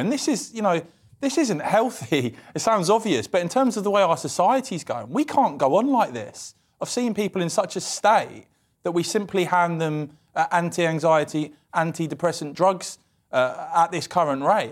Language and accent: English; Cambridge, East of England, United Kingdom; I'm from Cambridge